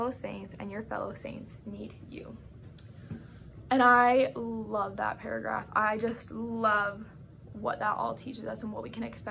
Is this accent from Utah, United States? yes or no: yes; Sandy, Utah, United States; now in Provo, United States; I'm from Sandy, Utah